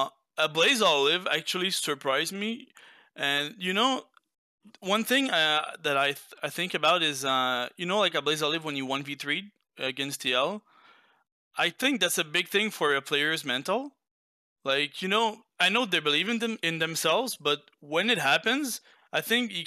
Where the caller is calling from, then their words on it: Quebec City, Quebec, Canada; I'm calling from Quebec City, Canada.